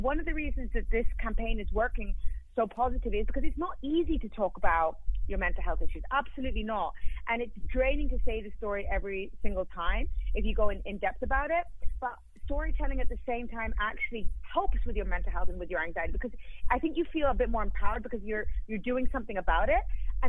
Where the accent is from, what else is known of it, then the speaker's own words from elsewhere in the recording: Hong Kong; also born or lived in Japan / Spain; So I'm half Swiss, half Colombian. I was born in Japan and raised in Hong Kong and Spain.